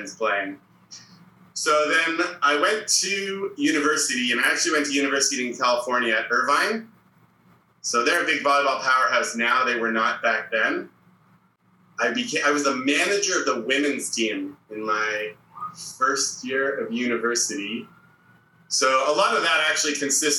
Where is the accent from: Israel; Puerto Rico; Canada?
Canada; Toronto, Ontario; Growing up, I grew up in Toronto.